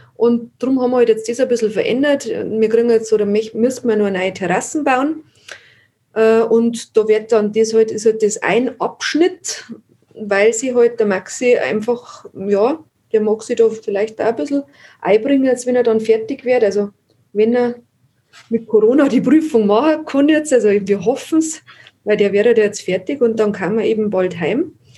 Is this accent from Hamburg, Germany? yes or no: no; Landshut, Bavaria, Germany; moved away as an adult; also born or lived in Ast; now in Wartenberg, Germany; bin in Landshut aufgewachsen. Wir haben dann nach Ast gezogen, das ist zwischen Landshut und Moosburg.